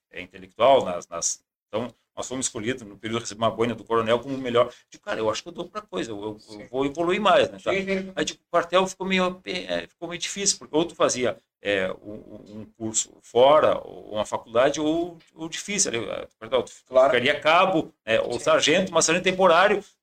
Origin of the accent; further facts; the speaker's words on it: Rosário do Sul, Rio Grande do Sul, Brazil; born there; na verdade, eu nasci em Rosário do Sul, porque o meu pai, meu finado pai, tinha uma chácara de cuidar armada